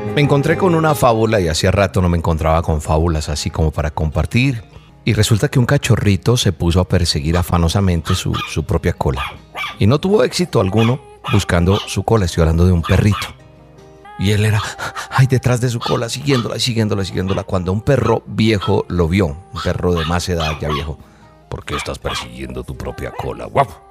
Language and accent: Spanish; Colombia